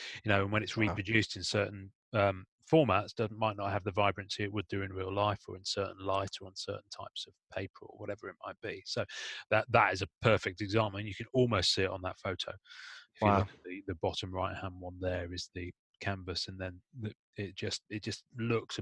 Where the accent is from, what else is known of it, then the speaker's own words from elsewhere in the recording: England, United Kingdom; I'm just English